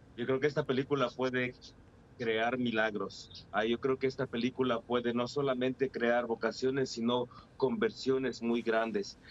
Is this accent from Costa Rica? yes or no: no; Ecuador; now in Fresno, United States; Aunque yo soy ecuatoriano, me siento como mexicano de corazón